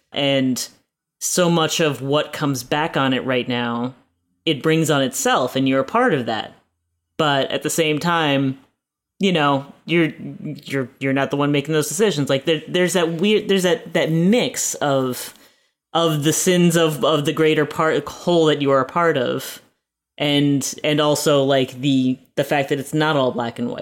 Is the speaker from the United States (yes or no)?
yes; United States; as an American, as an American citizen